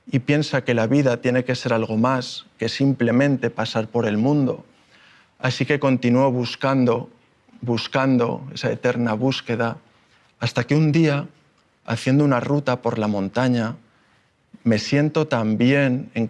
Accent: Málaga, Andalusia, Spain; born there; Yo nací en Málaga hace 39 años, soy hijo de marino, mi padre ha viajado prácticamente por todo el mundo y esa es una de las razones por las que hemos vivido en muchos lugares.

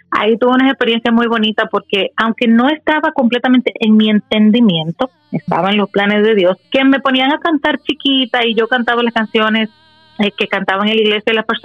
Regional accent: Dominican Republic; nacida de la, en la República Dominicana.

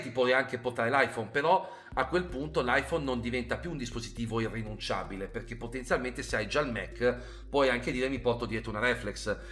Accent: Genoa, Liguria, Italy; sono genovese

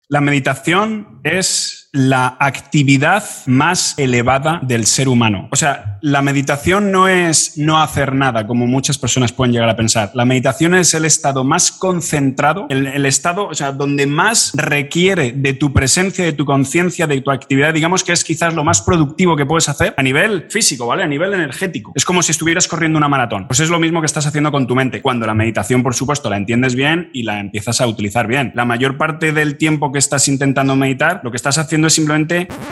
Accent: Madrid, Community of Madrid, Spain; moved away as an adult; now in Arenas de San Pedro, Spain; soy de Madrid, nací allí

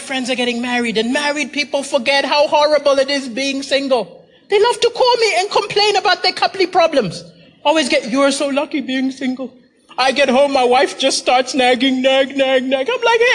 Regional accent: Malawi; moved away as an adult; now in Manchester, United Kingdom; I'm from Malawi, but I live in Manchester.

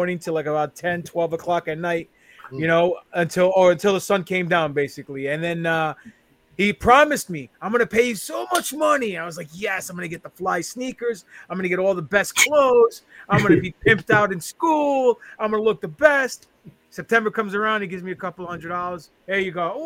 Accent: New York City, New York, United States; now in Long Island, United States; I live in the island now, but I born and raised in Queens, New York

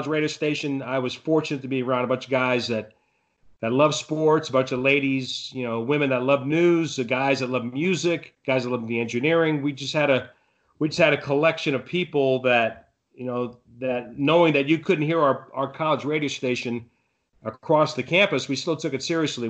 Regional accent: Florida, United States; also born or lived in Brooklyn, New York; I was born in Brooklyn and raised in Florida.

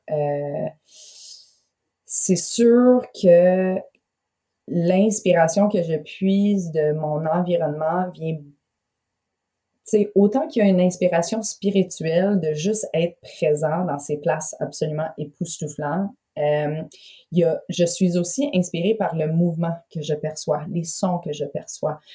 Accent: London, Ontario, Canada; also born or lived in Toronto, Canada / Montreal, Canada; now in Gaspé, Canada; j'ai été élevée à London, en Ontario

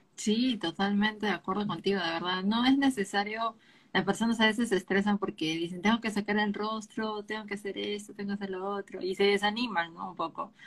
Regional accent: Peru; yo soy de Perú

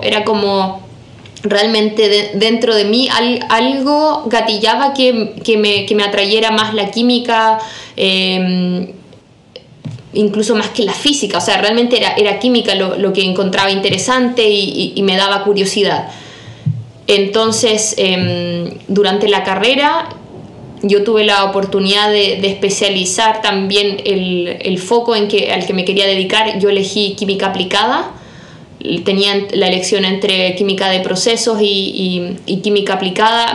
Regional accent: La Unión, Los Ríos, Chile; moved away as an adult; also born or lived in Germany; soy exalumna del Colegio Alemán de la Unión, yo soy de la generación 2016

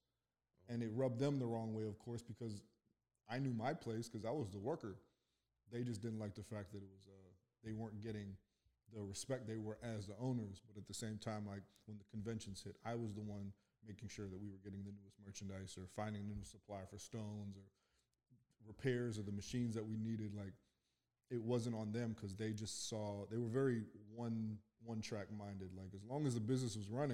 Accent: Calgary, Alberta, Canada; moved away as an adult; now in Pittsburgh, United States; Born in Canada. Calgary, Alberta.

